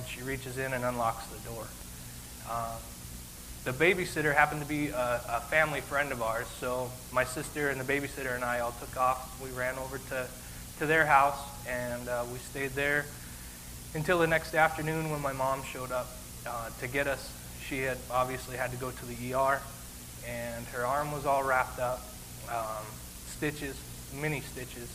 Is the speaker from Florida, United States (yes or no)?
no; Billings, Montana, United States; I was born in Billings, Montana